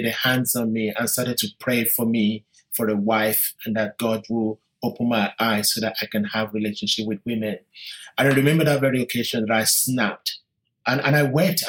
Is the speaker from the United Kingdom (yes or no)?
yes; London, United Kingdom; I am British Nigerian. I was born in London in 1965